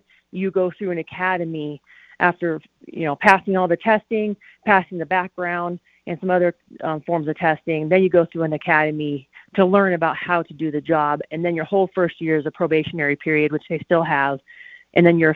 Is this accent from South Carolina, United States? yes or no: no; Colorado Springs, Colorado, United States; I grew up in Colorado Springs